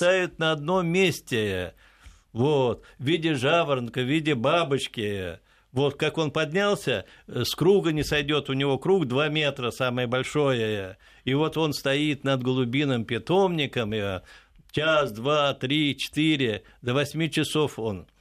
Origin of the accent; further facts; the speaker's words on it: Moscow, Russia; Я уроженец непосредственно вот этого вот Перервы, то есть сейчас район Печатники